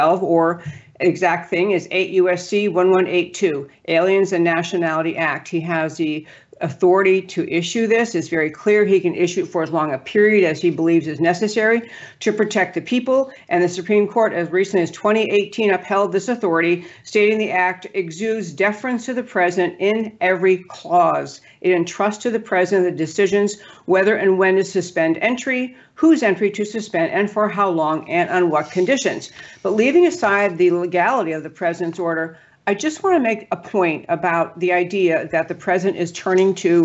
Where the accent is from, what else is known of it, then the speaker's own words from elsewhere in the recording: New York, United States; I'm from New York